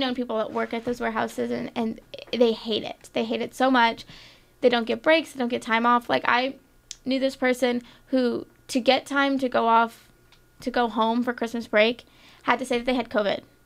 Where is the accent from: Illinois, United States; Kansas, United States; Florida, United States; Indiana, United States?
Florida, United States; growing up in Florida, my, my dad, my brother, my family is big fishing people